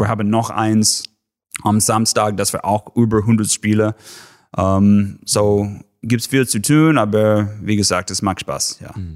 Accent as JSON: {"language": "German", "region": "Texas", "country": "United States", "second_language": "German", "moved": "as an adult", "lives_now": "Schwäbisch Hall, Germany", "said": "ich komme aus Texas und alles ist flach"}